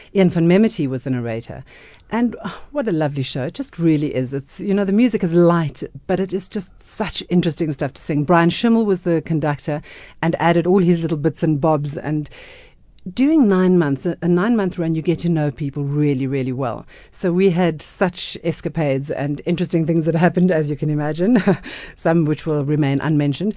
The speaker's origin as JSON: {"language": "English", "country": "South Africa", "tie": "born or raised there", "said": "growing up, you weren't that proud of being South African"}